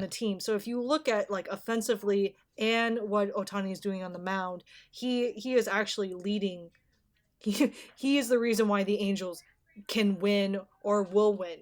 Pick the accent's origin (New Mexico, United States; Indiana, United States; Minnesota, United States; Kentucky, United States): Minnesota, United States; I'm from Minnesota